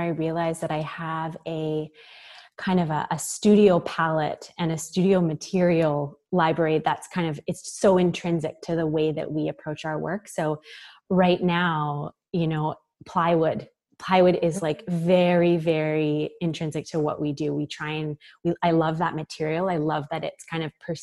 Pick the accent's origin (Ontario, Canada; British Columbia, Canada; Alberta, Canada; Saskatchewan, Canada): British Columbia, Canada; Victoria; now in Vancouver, Canada; I grew up in Victoria in British Columbia